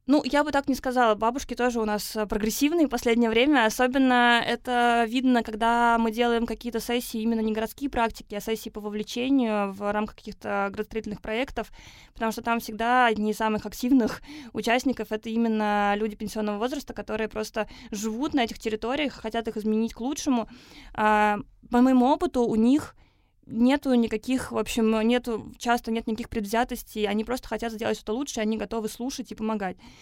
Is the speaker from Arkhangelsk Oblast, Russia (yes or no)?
no; Naberezhnye Chelny, Tatarstan, Russia; moved away; я сама родилась в Татарстане, в Набережных Челнах